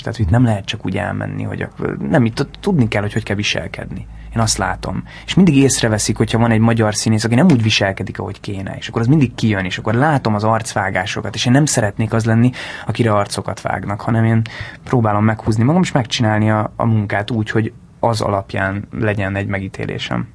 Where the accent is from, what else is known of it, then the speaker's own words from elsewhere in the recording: Hungary; first language Hungarian; moved away as an adult; also born or lived in London; nagyon jó lenne itthon egy egy nagyon-nagyon-nagyon jó filmben szerepelni magyarul, mert mégiscsak ez az anyanyelvem